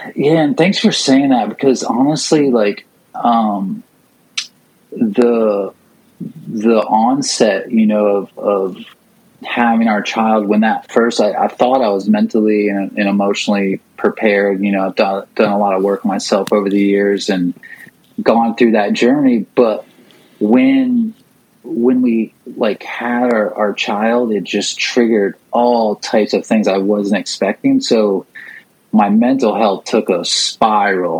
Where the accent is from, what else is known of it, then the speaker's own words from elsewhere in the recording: St. Petersburg, Florida, United States; St. Pete, Florida. Uh, g- uh, grew up